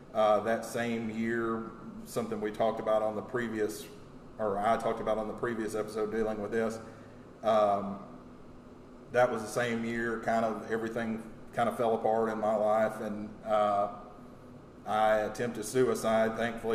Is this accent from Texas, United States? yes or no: yes; Texas, United States; Basically, I was born in Texas. I've lived here pretty much all my life, and I moved a lot growing up